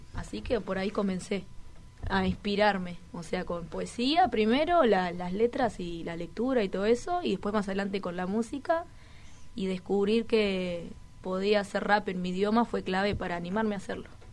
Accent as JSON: {"language": "Spanish", "town": "Toledo", "region": "Canelones", "country": "Uruguay", "said": "Yo soy de Toledo, Canelones"}